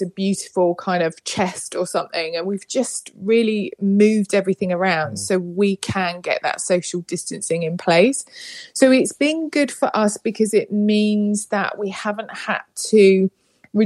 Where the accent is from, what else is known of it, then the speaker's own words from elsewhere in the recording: United Kingdom; accent: British; I'm coming to you live and direct from the UK.